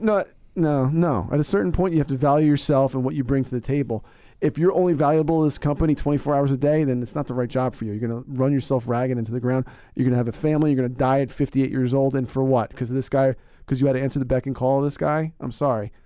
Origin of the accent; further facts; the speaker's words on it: Northeast, United States; I'm from the Northeast